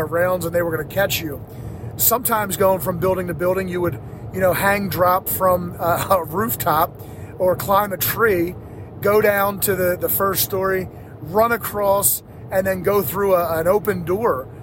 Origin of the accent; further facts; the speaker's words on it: Philadelphia, Pennsylvania, United States; this is where we got to hang out as kids growing up in Northeast Philadelphia. It was about 2 miles from my house.